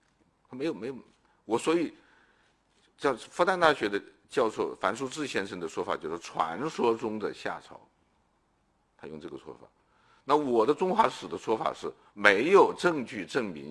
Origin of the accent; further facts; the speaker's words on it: China; 这已经是很站在中国人立场上照顾中华民族，我们中国人民族情绪了。